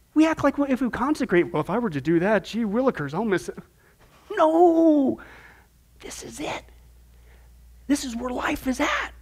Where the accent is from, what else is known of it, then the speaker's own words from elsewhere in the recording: Midwest, United States; moved away; I grew up in the Midwest, there's all kinds of fishing ponds back there